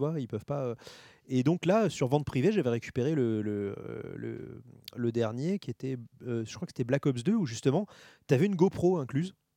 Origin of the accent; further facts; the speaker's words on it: France; je suis français.